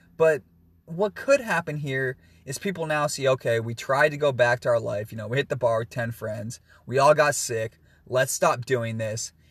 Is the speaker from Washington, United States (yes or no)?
yes; Washington, United States; my home state of Washington